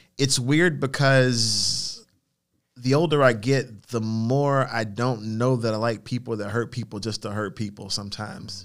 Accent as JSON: {"language": "English", "country": "United States", "said": "We are American"}